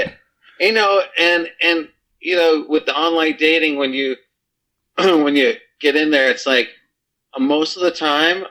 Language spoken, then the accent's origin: English; Fort Lauderdale, Florida, United States; moved away; I'm not from this state. I'm from Fort Lauderdale Beach